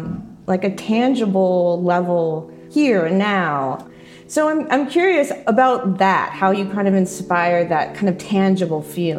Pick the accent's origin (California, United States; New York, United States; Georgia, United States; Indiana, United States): California, United States; Los Angeles; I have been visiting the Griffith Observatory since I was a little girl growing up in Los Angeles